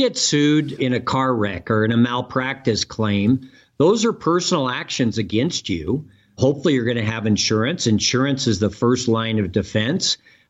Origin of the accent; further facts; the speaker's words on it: California, United States; Well, I grew up in the San Francisco Bay Area and went to the University of California at Berkeley